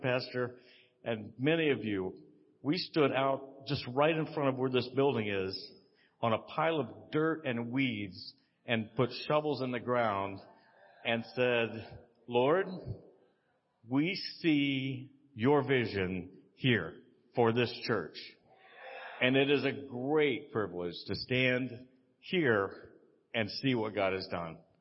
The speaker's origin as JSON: {"language": "English", "region": "Texas", "country": "United States", "said": "I'm from Texas"}